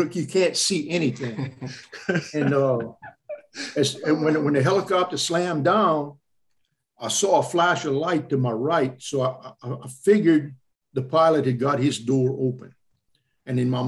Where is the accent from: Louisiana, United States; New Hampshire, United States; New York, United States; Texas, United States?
Louisiana, United States; I'm from Louisiana